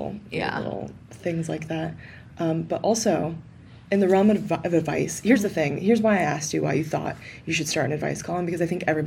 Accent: the South, United States; We've already covered I'm from the South

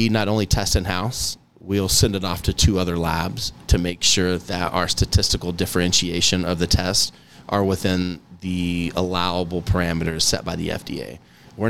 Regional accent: Kansas, United States; Kansas is my home state

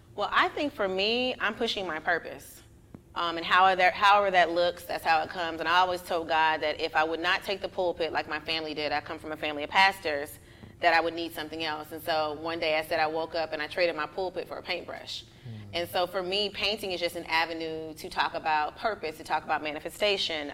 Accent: Miami, Florida, United States; moved away as an adult; now in Atlanta, United States; I am originally from Miami. I've been in been in Atlanta for about 12 years now

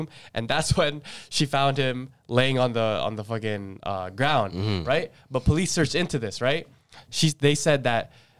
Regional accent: Philippines; I was like, bro, I'm not even Chinese, fam. I'm Filipino.

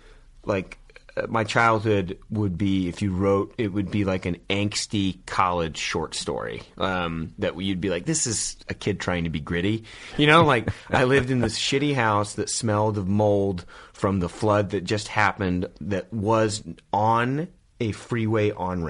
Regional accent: Yuba City, California, United States; But, like Sutter County, Marysville, Yuba City area. So right above Sacramento.

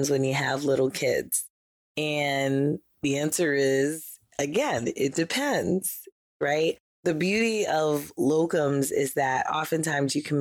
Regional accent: New York, United States; I'm from New York

